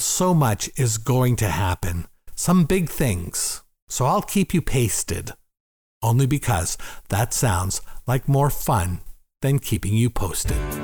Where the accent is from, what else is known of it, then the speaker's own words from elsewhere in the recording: Gravenhurst, Ontario, Canada; also born or lived in Toronto; my hometown, Gravenhurst